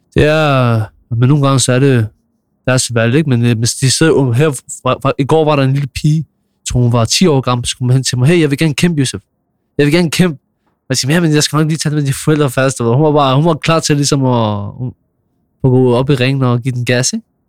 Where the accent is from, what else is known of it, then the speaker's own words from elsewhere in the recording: Copenhagen, Capital Region of Denmark, Denmark; Jeg er fra Nordvest